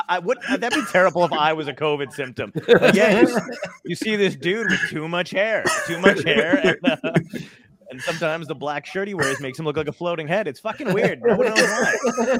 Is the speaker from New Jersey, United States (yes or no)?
yes; Toms River, New Jersey, United States; my hometown in Toms River